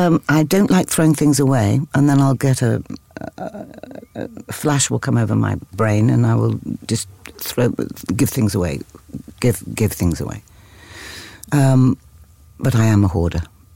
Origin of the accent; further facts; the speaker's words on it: London, United Kingdom; also born or lived in New York, United States; So I grew up in London.